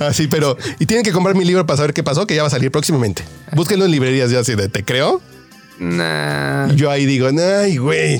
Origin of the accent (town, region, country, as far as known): Mexico